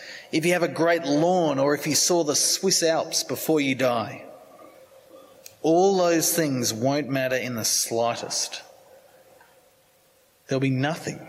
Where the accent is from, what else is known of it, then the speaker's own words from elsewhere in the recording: Sydney, New South Wales, Australia; I grew up in Sydney